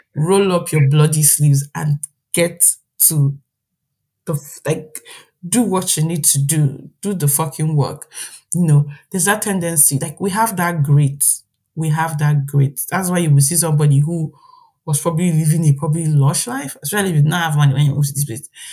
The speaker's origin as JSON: {"language": "English", "country": "Nigeria", "moved": "as an adult", "lives_now": "Ireland", "said": "being a Nigerian"}